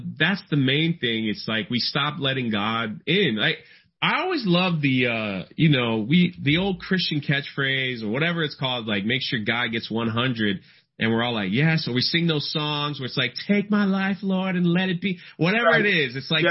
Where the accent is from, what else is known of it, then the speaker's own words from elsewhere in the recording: Florida, United States; I'm from Florida. It's like flatland